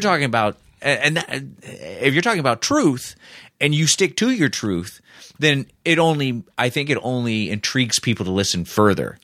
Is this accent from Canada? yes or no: no; Indianapolis, Indiana, United States; born or raised there